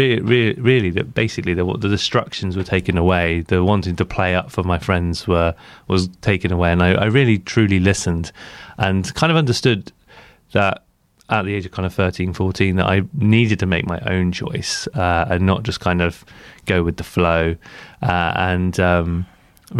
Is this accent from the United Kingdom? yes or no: yes; Blandford, South West England, United Kingdom; I grew up in Blandford